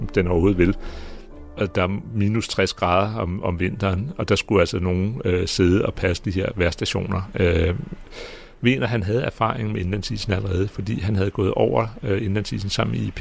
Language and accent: Danish; Greenland; jeg kommer fra Grønland